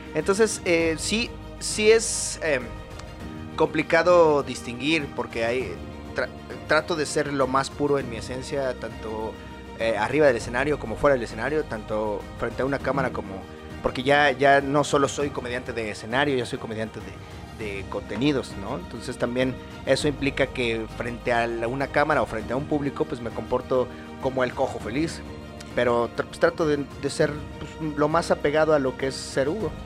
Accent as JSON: {"language": "Spanish", "country": "Mexico", "said": "soy mexicano, ciudadano mexicano"}